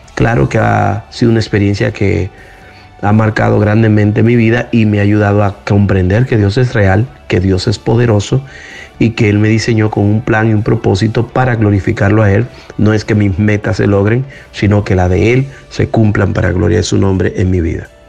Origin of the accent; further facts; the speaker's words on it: Dominican Republic; Yo soy de la República Dominicana